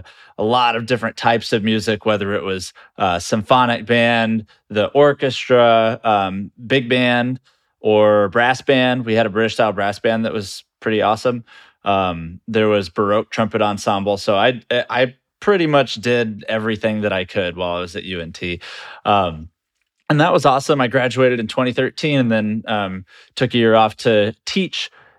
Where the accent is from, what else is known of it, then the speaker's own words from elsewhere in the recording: Texas, United States; moved away as an adult; I grew up in Texas. I lived there my whole life until I joined the Army.